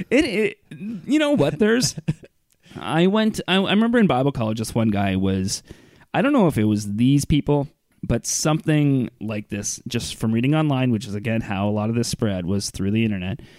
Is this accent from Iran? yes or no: yes; Iran; I I've been an atheist my whole life. I grew up in Iran with the clergy. Yeah. Like my dad was a clergy, and I somehow managed to become out an atheist